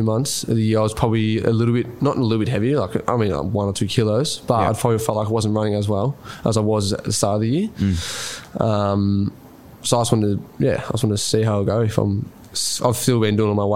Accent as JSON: {"language": "English", "area": "Rupanyup", "region": "Victoria", "country": "Australia", "said": "We're all from Roopner"}